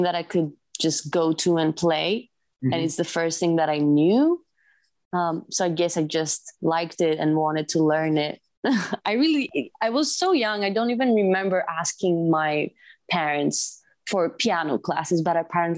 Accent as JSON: {"language": "English", "country": "Greece", "tie": "born or raised there", "also_born_or_lived": "United Kingdom / Boston", "moved": "as an adult", "said": "grew up in Greece"}